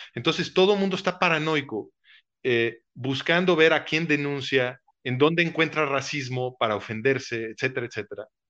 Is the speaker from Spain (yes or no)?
no; Mexico